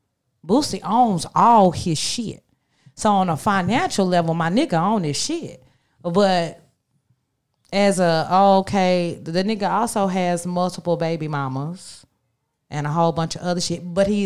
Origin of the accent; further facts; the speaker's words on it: the South, United States; I am from the South